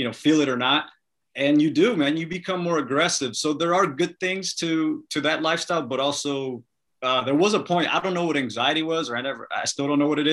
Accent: Los Angeles, California, United States; moved away as an adult; also born or lived in Northridge, California / New York; 818 kid, I was born in Northridge. I was raised in Panorama City. So San Fernando Valley is, you know, what I represent.

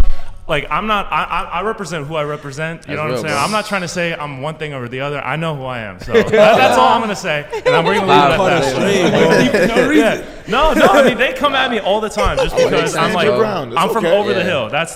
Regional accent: Los Angeles, California, United States; I'm from the Valley, so the Valley gets like it's like 5 to 10. Degrees hotter than any LA.

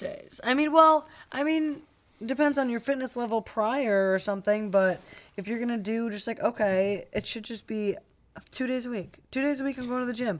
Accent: Cleveland, Ohio, United States; I'm from Cleveland.

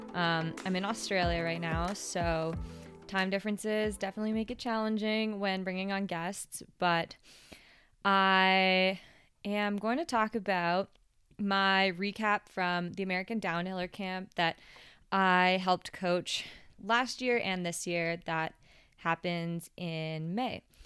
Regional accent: Whistler, British Columbia, Canada; being from Whistler, it's a big mountain

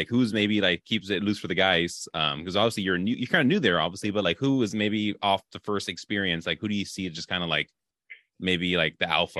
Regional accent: California, United States; I grew up in California

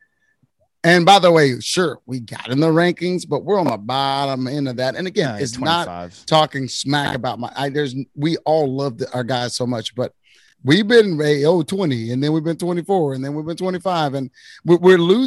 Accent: Waco, Texas, United States; I'm from the Waco area

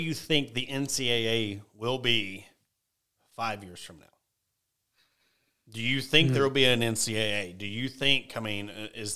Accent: Ozark, Arkansas, United States; the city of Ozark, my hometown

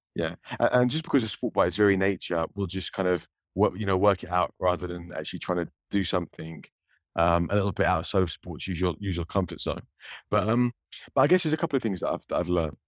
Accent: United Kingdom; my, my home country, Great Britain

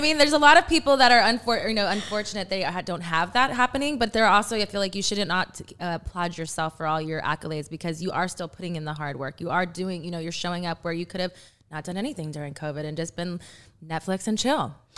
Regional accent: Texas, United States; I'm from Texas

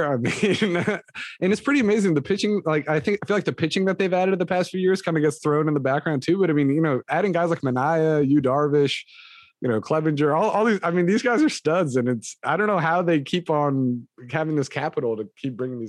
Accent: Moraga, California, United States; I grew up in Moraga

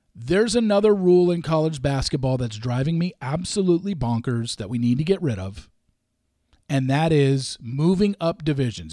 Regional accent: West Coast, United States; I grew up on the West Coast

